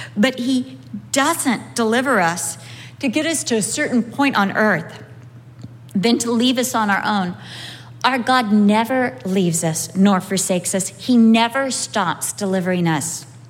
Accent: United States; I'm from America.

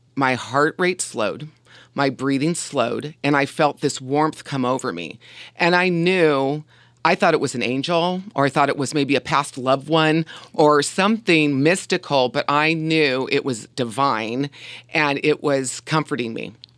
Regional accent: Huntington Beach, California, United States; also born or lived in Covina, California; I was born in Covina, California, and we moved to Huntington Beach when I was five years old

